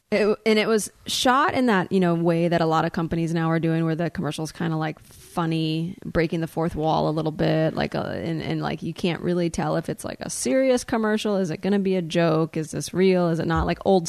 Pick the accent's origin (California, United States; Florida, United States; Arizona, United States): Florida, United States; Because I'm from Florida.